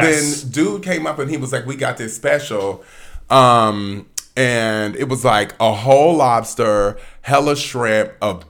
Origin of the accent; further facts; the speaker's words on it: Atlanta, Georgia, United States; also born or lived in Southern California; I'm from Atlanta originally. Born in Southern California, but raised in Atlanta.